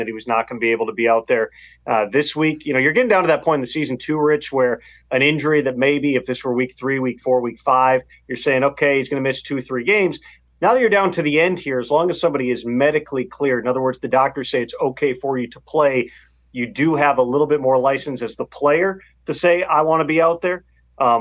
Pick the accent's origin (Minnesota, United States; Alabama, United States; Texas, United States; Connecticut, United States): Minnesota, United States; I grew up in Minnesota.